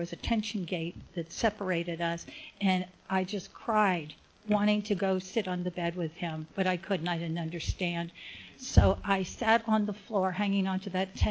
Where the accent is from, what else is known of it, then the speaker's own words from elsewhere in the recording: Cincinnati, Ohio, United States; now in Laguna Woods, United States; I grew up in Cincinnati